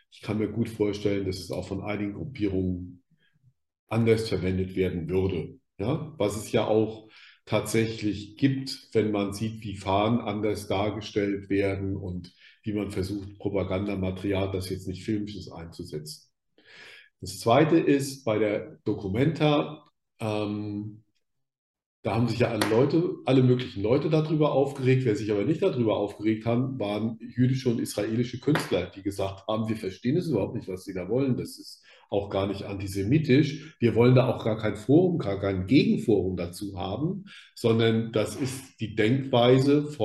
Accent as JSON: {"language": "German", "region": "Rhineland-Palatinate", "country": "Germany", "said": "Ich komme aus der Pfalz, da gab es eine ganz starke Fraktion im Pfälzerwald, da gab es auch eine Wehrsportgruppe"}